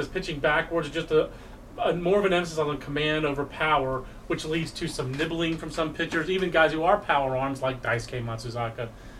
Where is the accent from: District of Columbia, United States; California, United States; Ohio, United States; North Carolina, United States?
North Carolina, United States; And I'm a basketball fan as well. And born and raised in North Carolina.